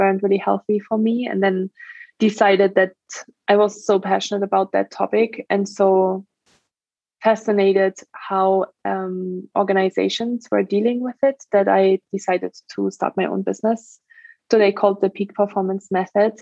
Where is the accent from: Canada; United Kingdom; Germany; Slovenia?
Germany; English is a second language; moved away as an adult; also born or lived in France / Australia / Ireland; now in United States; I'm from Germany originally. That's where I grew up for the first 19 years of my life